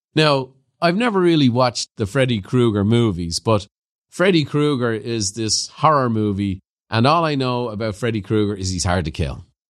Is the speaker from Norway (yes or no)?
no; Ireland; growing up in Ireland, I had a Christian brother teacher